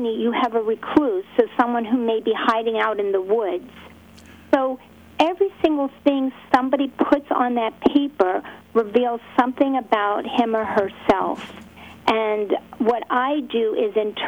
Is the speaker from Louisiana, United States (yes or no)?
no; Pittsburgh, Pennsylvania, United States; I'm from Pittsburgh